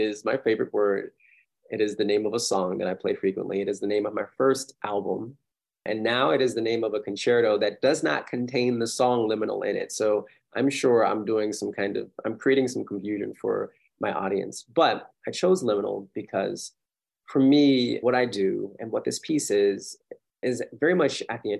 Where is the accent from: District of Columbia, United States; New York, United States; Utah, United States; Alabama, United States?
District of Columbia, United States; Washington; moved away; also born or lived in Atlanta; I'm from Washington, D.C.